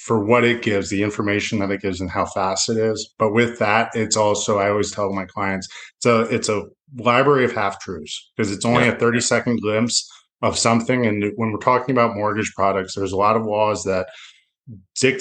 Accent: Broward County, Florida, United States; being a local guy, what I always like to tell people is I grew up down here

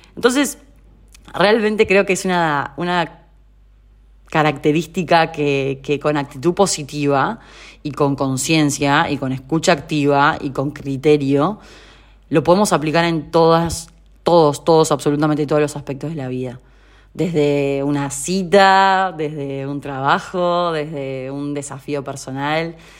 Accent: Uruguay; moved away as an adult; also born or lived in Rosario, Argentina; now in Buenos Aires, Argentina; soy uruguaya

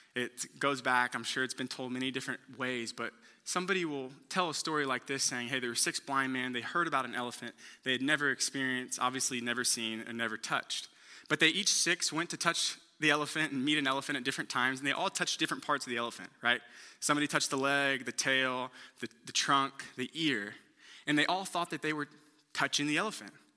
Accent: Houston, Texas, United States; I'm from Houston

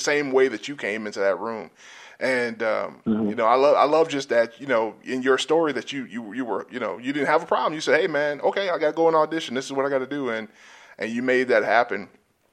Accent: South Georgia, United States; moved away; I'm from South Georgia

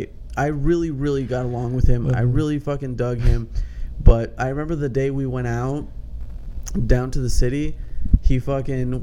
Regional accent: West Coast, United States; we're all from the West Coast, you know, mostly Vegas.

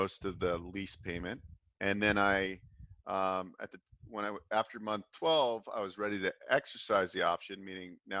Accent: Bay Area, California, United States; I grew up in the Bay Area

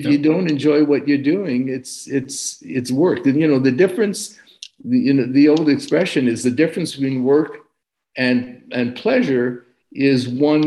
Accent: Montreal, Quebec, Canada; moved away as an adult; also born or lived in Boston / Vancouver; now in Los Angeles, United States; I grew up in Eastern Canada. I grew up in Montreal.

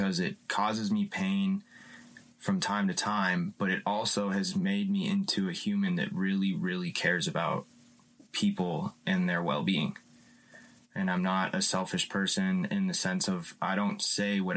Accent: Louisville, Colorado, United States; I was raised in Louisville, Colorado

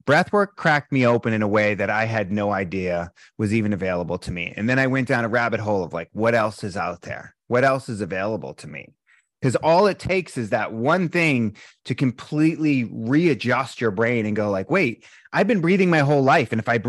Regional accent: East Coast, United States; it was really tough growing up in the East Coast being a sensitive guy.

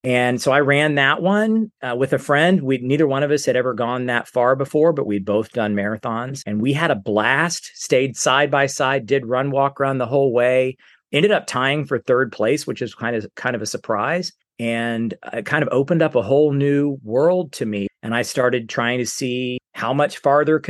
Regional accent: Fernandina Beach, Florida, United States; I grew up in Northeast Florida and I live in Fernandina Beach, which is where I grew up

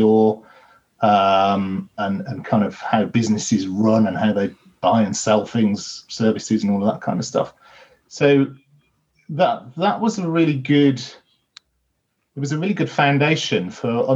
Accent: Birmingham, West Midlands, United Kingdom; I'm originally from Birmingham

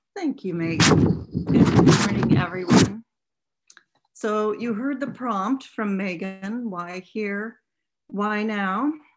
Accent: Bluffton, Ohio, United States; also born or lived in Maryland / Hyattsville, Maryland; now in Seattle, United States; I spent my grade school years at First Mennonite Church in Bluffton, Ohio, where I was also baptized

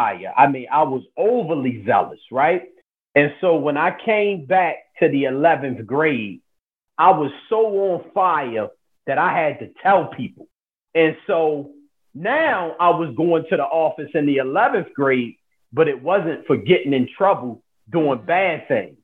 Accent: Baltimore, Maryland, United States; I'm born and raised in Baltimore, Maryland.

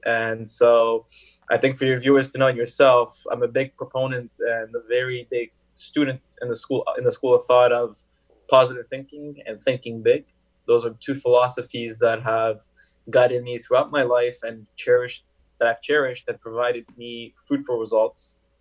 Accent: Montreal, Quebec, Canada; also born or lived in Paris, France; I came from France, Paris, where just French spoken, right? And I came into Montreal

